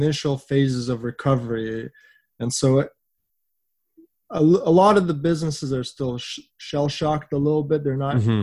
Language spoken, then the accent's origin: English; Vancouver, British Columbia, Canada; Vancouver is my hometown, so it's super rewarding being able to offer our coffee in the city that I grew up